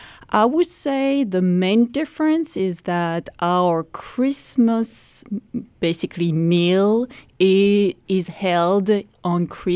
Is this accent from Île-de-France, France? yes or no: no; Normandy, France; moved away; I am from Normandy. So Normandy is the northwest of France.